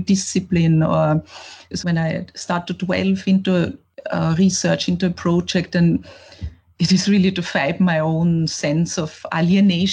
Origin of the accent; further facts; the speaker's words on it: Vienna, Austria; me growing up in Vienna, a capital in the 80s